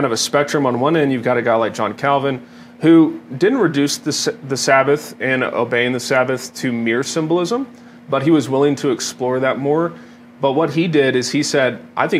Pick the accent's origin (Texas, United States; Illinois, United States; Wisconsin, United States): Texas, United States; Dallas; now in Colorado, United States; I was from Dallas